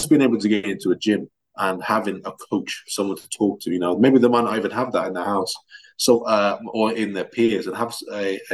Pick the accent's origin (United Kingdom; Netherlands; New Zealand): United Kingdom; England; also born or lived in Russia; I lived there for 7 years before coming down to England. It was a big change for me at the time, you know, a different language, a different school system